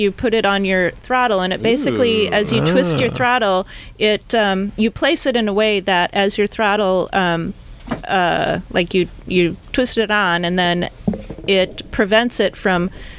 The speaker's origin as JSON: {"language": "English", "region": "Midwest", "country": "United States", "moved": "yes", "lives_now": "San Jose, United States", "said": "I'm from the Midwest."}